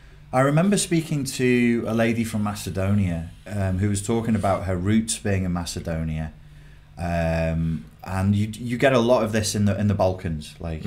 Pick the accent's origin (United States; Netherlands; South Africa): Netherlands; I'm Dutch.